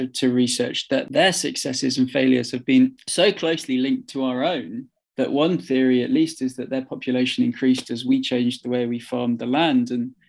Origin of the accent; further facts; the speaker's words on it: Midlands, United Kingdom; also born or lived in Manchester; now in South England, United Kingdom; I was born in Manchester and we moved to the Midlands and now I'm in the South.